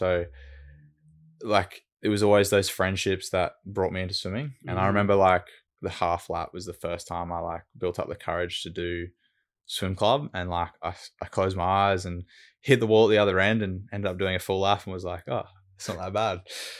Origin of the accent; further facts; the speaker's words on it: Brisbane, Queensland, Australia; So I've grown up in Brizzy and lived in Brizzy my whole life on the south side of Brizzy.